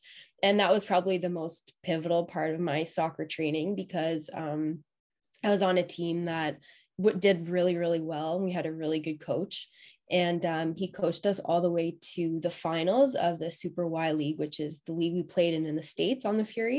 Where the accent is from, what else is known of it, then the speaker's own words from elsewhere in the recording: Ottawa, Ontario, Canada; growing up in Ottawa